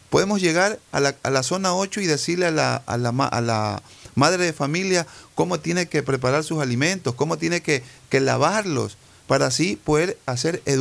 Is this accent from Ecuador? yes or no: yes; Ecuador; also born or lived in Cuba